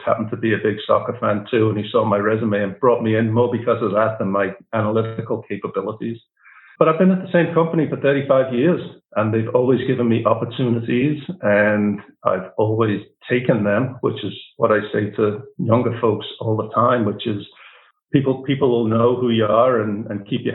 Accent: Liverpool, North West England, United Kingdom; moved away as an adult; now in United States; I was born in Liverpool, not to wealthy means by any stretch of the imagination

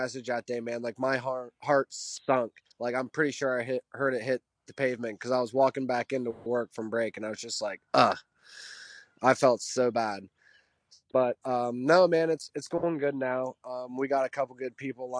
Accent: Pennsylvania, United States; I grew up very simple in Pennsylvania.

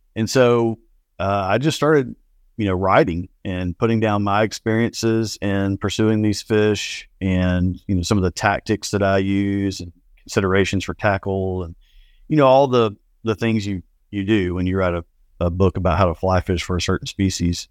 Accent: South Alabama, United States; I grew up in South Alabama.

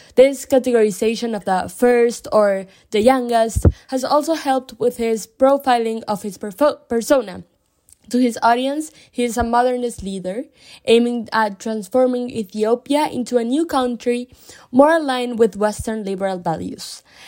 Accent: Buenos Aires, Argentina; moved away; also born or lived in Berlin, Germany / United States; I'm from Buenos Aires, Argentina, although I've lived in Berlin, Germany, and the US for a short period of time.

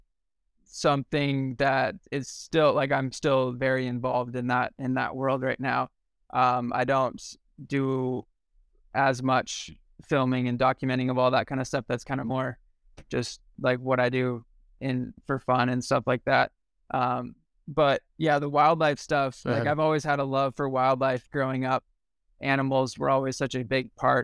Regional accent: Sacramento, California, United States; moved away as an adult; also born or lived in Lake Tahoe; I grew up in Sacramento, just outside of Tahoe

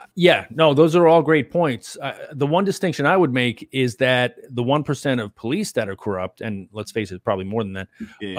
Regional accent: New York, United States; I was from New York too

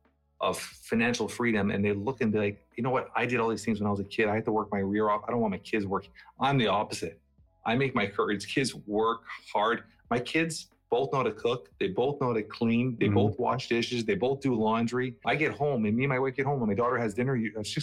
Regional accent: Portugal; now in Canada; My dad, when he first came to Canada, like my dad and I came from Portugal.

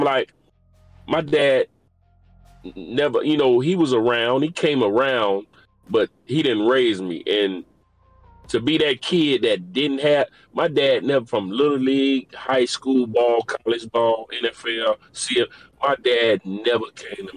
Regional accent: Florida, United States; also born or lived in New York; But I was raised in Florida

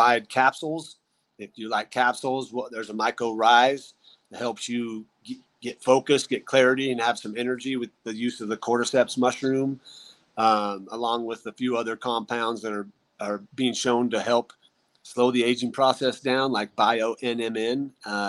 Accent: Idaho, United States; moved away; That's a near and dear place to me. That's my home state.

